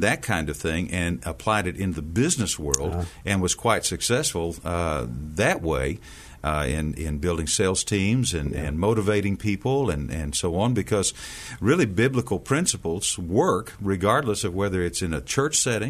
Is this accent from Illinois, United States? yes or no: no; Amarillo, Texas, United States; moved away as an adult; also born or lived in Albuquerque, New Mexico; I grew up out in West Texas, Mark, in Amarillo